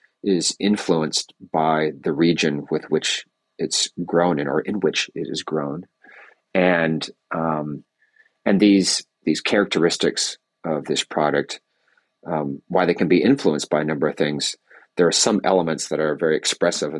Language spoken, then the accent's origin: English; California, United States; moved away; I grew up in California